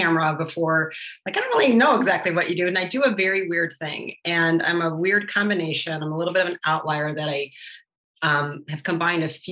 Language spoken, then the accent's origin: English; Detroit, Michigan, United States; my growing up and my background of where I grew up in Detroit